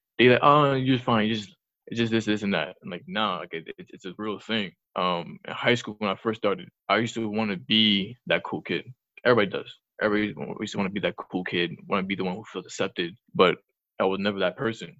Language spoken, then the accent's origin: English; New York City, New York, United States; When I was younger, growing up in the Bronx